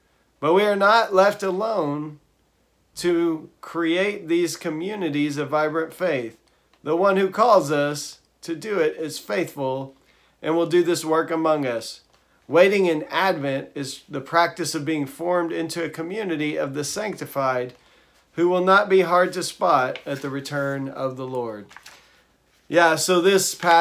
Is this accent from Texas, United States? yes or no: yes; Texas, United States; I'm from Texas